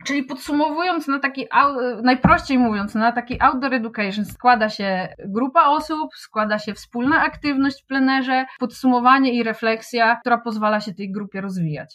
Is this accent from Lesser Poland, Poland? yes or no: no; Wrocław, Lower Silesian Voivodeship, Poland; also born or lived in Kłodzko Valley; Urodziłam się we Wrocławiu, ale od kilku lat konsekwentnie próbuję przenieść całe swoje życie y, w góry, w Kotlinę Kłodzką.